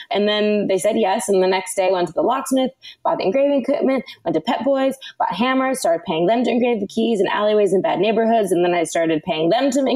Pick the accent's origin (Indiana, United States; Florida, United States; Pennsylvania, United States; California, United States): California, United States; Los Angeles; born or raised there